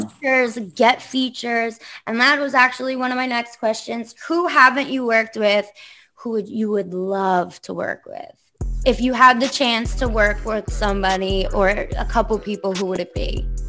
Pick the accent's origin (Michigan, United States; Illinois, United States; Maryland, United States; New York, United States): New York, United States; Long Island; I'm from Long Island, but like I don't belong on Long Island